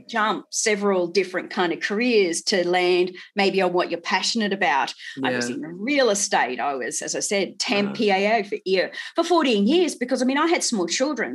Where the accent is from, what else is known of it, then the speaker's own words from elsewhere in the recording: Townsville, Queensland, Australia; moved away as an adult; also born or lived in Melbourne; now in Sydney, Australia; I'm a Queensland girl, North Queensland.